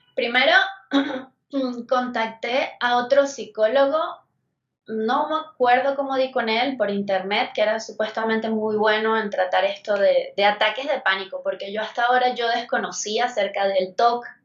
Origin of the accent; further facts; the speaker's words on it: Venezuela; moved away as an adult; now in Mexico City, Mexico; Yo soy de Venezuela y ya voy para 10 años acá en México